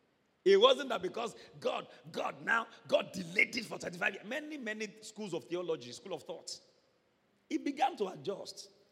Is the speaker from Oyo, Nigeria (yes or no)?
yes; Ibadan, Oyo, Nigeria; I was born in Ibadan. I was bred in Ibadan. Primary school, nursery school, secondary school, Ibadan.